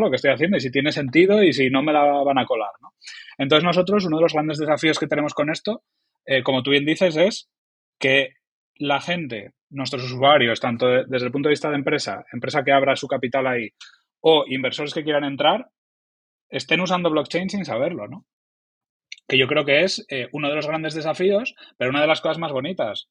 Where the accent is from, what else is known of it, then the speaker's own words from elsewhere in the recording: Oviedo, Asturias, Spain; soy un humilde trabajador del mundo digital eh, de, que viene de Asturias, de Oviedo